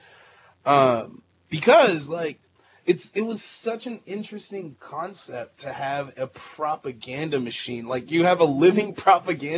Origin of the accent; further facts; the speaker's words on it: Bay Area, California, United States; We're from the Bay Area